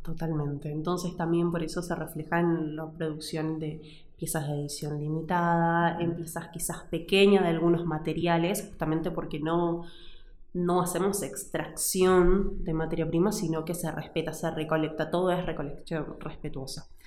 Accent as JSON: {"language": "Spanish", "region": "Tucumán", "country": "Argentina", "tie": "born or raised there", "moved": "as an adult", "lives_now": "Salta, Argentina", "said": "Y yo me crié en Tucumán"}